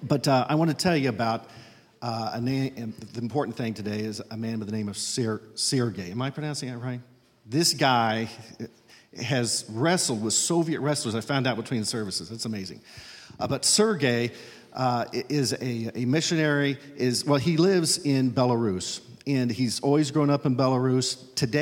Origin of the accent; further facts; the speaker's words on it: Fordville, Indiana, United States; I'm from Fordville, Indiana